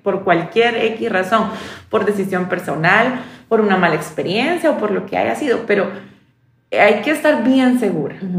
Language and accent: Spanish; El Salvador; Como salvadoreña